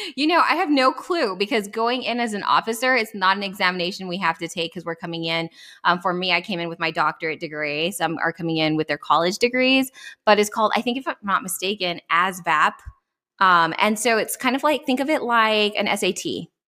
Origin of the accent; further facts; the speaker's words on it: El Paso, Texas, United States; moved away as an adult; also born or lived in Atlanta, Georgia; I grew up born and raised in El Paso, Texas